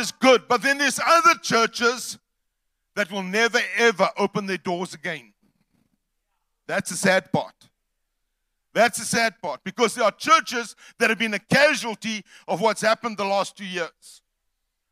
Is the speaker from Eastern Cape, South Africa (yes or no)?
yes; East London, Eastern Cape, South Africa; We're from the Eastern Cape, East London to be specific